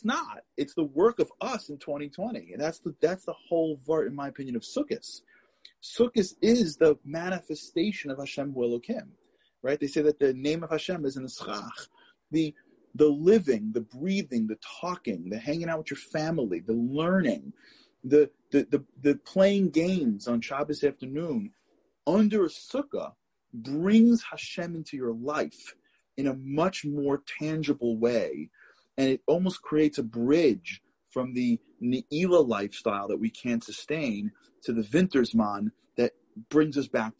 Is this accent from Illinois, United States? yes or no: no; New York City, New York, United States; I grew up in Canarsie, Brooklyn